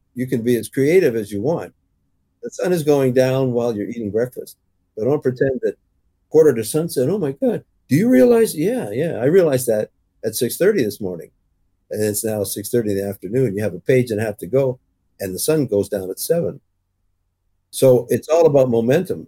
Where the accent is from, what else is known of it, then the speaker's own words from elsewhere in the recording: Canada; also born or lived in Toronto; as an English Canadian